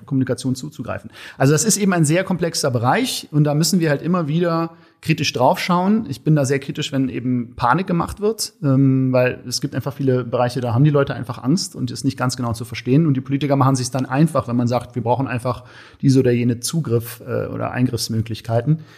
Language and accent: German; Berlin, Germany; als Berliner Junge